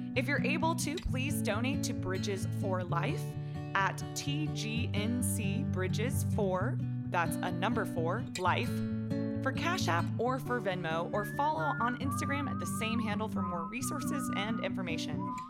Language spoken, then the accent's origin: English; Texas, United States; I'm a Texan